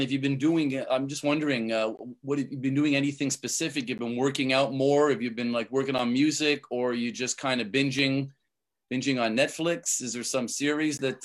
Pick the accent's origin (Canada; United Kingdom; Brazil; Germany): Canada; I'm from Canada